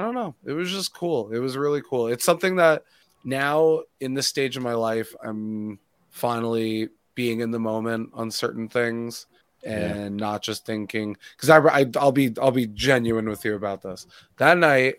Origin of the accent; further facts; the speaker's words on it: New York City, New York, United States; I grew up in Queens